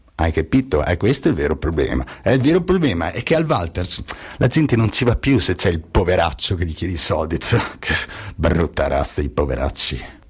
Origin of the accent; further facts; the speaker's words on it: Bolzano, Trentino-Alto Adige, Italy; da Bolzanino amante, amante de, de, della mia terra, io da qui non mi ci vado